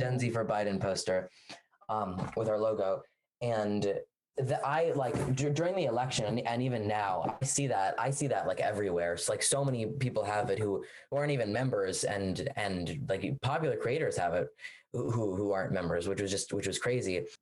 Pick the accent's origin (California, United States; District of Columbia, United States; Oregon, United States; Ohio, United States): District of Columbia, United States; Washington; I'm from Washington, D.C.